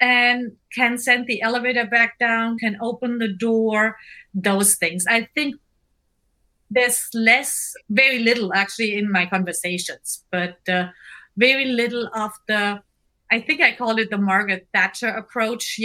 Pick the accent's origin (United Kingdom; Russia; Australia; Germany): Germany; English is a second language; now in Seattle, United States; I'm German.